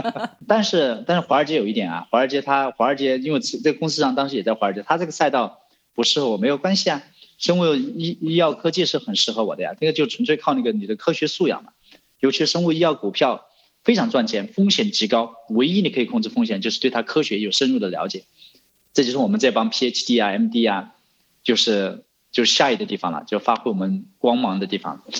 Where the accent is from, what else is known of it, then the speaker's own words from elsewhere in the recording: China; now in United States; 作为一个中国人的话，你在美国这个 non-profit 这种高大上的地方